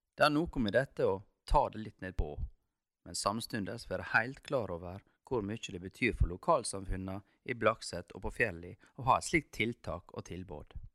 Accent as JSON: {"language": "Norwegian", "country": "Norway", "said": "det er en dag vi nordmenn feirer mer enn noen andre land feirer sin nasjonaldag"}